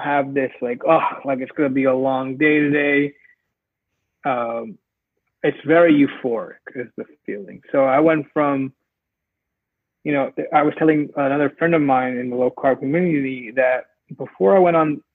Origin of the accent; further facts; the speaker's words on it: New York, United States; now in Los Angeles, United States; I'm from New York, and I live in LA now